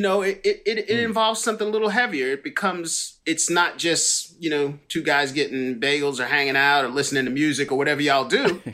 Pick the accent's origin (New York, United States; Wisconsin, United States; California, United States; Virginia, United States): New York, United States; growing up in New York